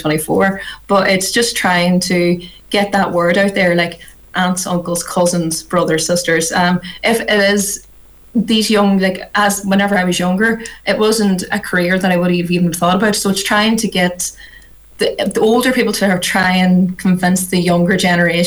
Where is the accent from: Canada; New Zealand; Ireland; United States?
Ireland; obviously we're come from Ireland, it's quite rural